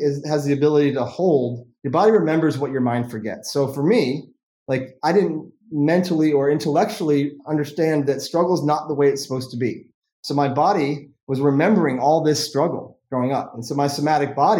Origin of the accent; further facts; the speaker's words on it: Vermont, United States; I was born in Vermont, and you know, growing up in that childhood experience, I was, you know, playing tennis every day all summer, playing golf, skiing all winter